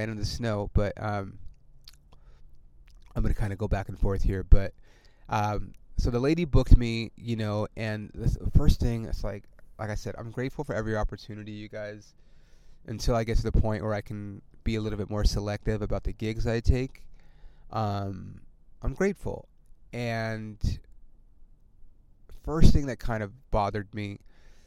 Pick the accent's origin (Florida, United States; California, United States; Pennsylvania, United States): California, United States; I'm from California